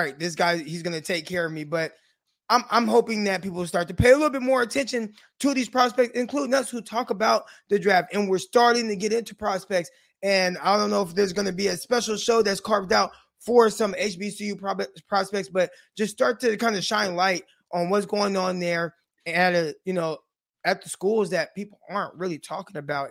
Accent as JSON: {"language": "English", "town": "Stockton", "region": "California", "country": "United States", "said": "I'm from Stockton, California"}